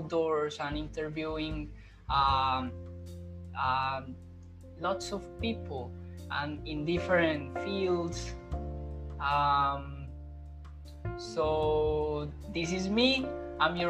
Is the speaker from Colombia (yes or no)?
yes; Colombia; English is a second language; moved away as an adult; now in Melbourne, Australia; I come from Colombia. I'm living in Melbourne, Australia at the moment.